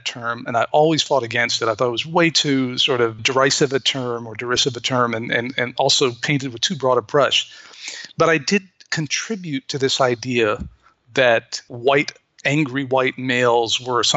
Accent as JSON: {"language": "English", "town": "Beirut", "region": "Beirut Governorate", "country": "Lebanon", "tie": "born or raised there", "moved": "as an adult", "lives_now": "United States", "said": "I'm an American, but I grew up in Beirut. My dad was Lebanese, and I grew up"}